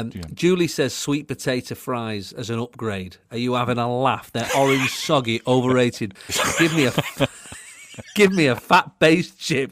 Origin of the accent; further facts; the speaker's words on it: United Kingdom; We're British, I imagine, yeah.